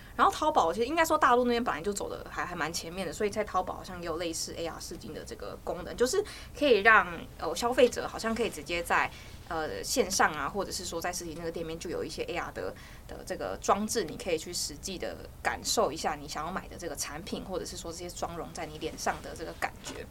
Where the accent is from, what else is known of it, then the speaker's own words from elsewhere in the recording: Hualien County, Taiwan; 因为我是花莲人